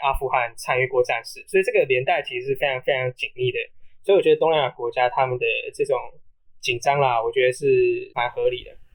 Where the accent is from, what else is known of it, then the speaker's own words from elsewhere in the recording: Taiwan; 我们台湾人